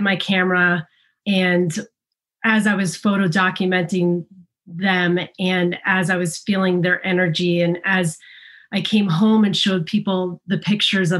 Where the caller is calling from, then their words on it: Ridgewood, New Jersey, United States; I'm calling in from Ridgewood, New Jersey, which has been home for a while